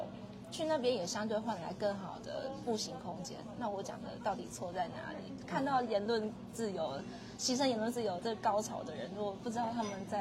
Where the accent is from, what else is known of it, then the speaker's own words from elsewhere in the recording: Taiwan; 我们台湾人很常走的，就是一定都会有被车刷卡的经验啊